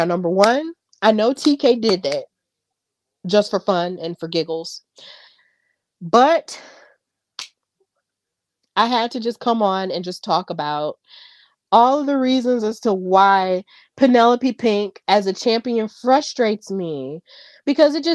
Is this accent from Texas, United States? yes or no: no; Birmingham, Alabama, United States; I'm from Birmingham, Alabama, 205 lit